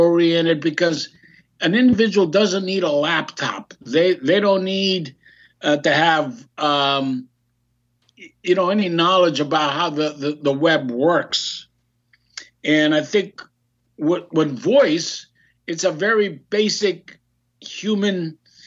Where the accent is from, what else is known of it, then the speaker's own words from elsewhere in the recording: Greece; now in United States; I'm a Greek American, I was born in Greece